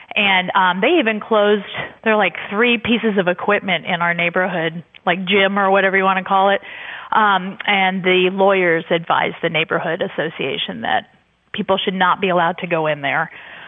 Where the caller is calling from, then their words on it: Louisville, Kentucky, United States; I'm calling from Kentucky and a conservative public school teacher, which is a rarity.